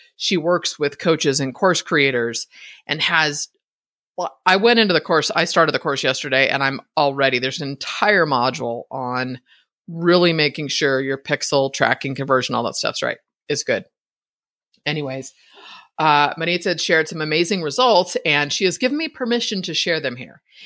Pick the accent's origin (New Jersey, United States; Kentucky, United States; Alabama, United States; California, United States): California, United States; Northern; now in Idaho, United States; born and raised in Northern California